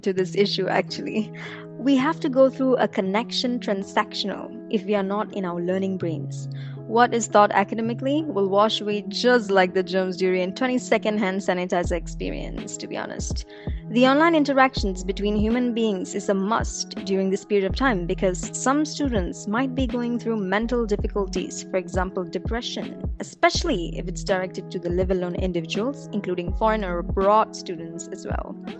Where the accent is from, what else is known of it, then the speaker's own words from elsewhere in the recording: Ipoh, Perak, Malaysia; moved away as an adult; also born or lived in Kuala Lumpur; Ipoh, which is my hometown